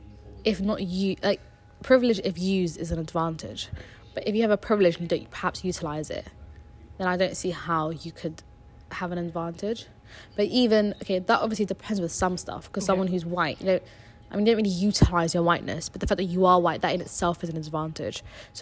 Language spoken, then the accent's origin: English; Germany; born there; because I was born in Germany, because I don't literally just don't have an accent